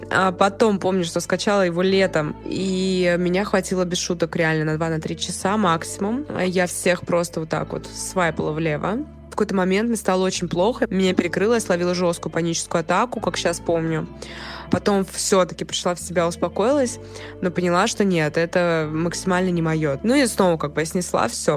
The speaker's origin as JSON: {"language": "Russian", "region": "Moscow", "country": "Russia", "tie": "born or raised there", "said": "я из Москвы, прожила здесь всю свою сознательную жизнь"}